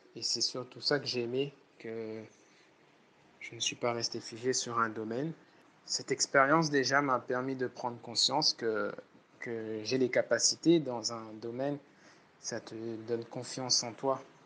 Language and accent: French; Réunion; par rapport à la Réunion, ici, on est réputé pour ça, pour le savoir vivre ensemble